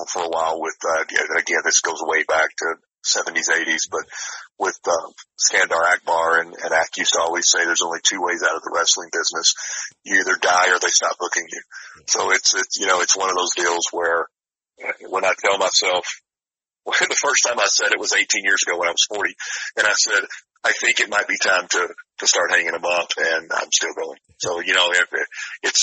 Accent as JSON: {"language": "English", "town": "Pine Bluff", "region": "Arkansas", "country": "United States", "said": "I'm from Pine Bluff, Arkansas"}